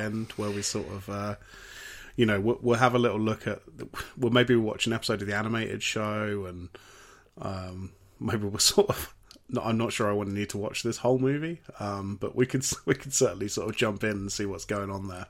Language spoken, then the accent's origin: English; United Kingdom; as British people